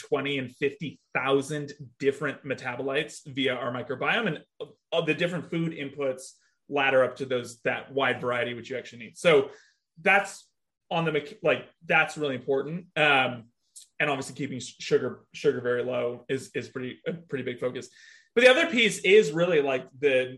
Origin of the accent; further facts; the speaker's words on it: California, United States; I grew up in California, but my mom's from Columbus, Ohio